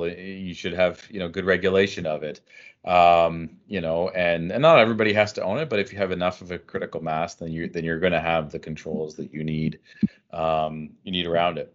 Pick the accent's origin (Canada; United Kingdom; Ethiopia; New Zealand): Canada; as a Canadian